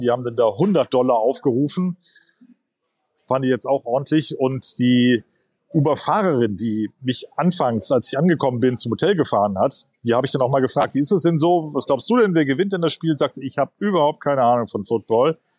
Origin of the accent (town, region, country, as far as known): Germany